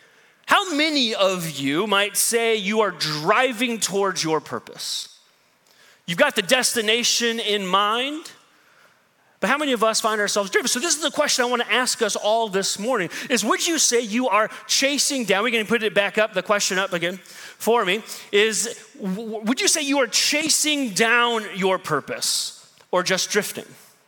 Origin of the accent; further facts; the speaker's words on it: Midwest, United States; now in New York, United States; So I go from being a good Midwestern person to being a New Yorker real fast